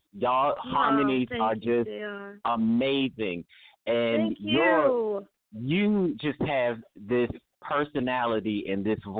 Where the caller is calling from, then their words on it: Philadelphia, Pennsylvania, United States; from Philadelphia. Well, I'm calling from Philadelphia.